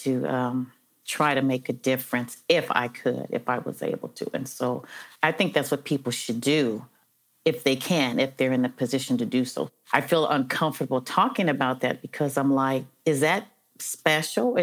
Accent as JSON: {"language": "English", "town": "Los Angeles", "region": "California", "country": "United States", "tie": "born or raised there", "said": "I'm from Los Angeles originally. I was born in Los Angeles"}